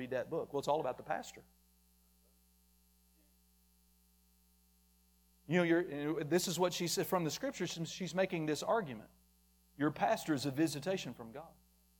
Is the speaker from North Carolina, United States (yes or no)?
no; Muskogee, Oklahoma, United States